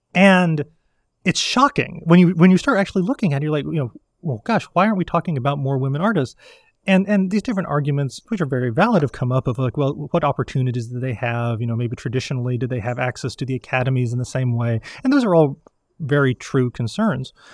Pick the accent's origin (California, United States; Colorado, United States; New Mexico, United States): Colorado, United States; now in Virginia, United States; the butterflies I grew up with in Colorado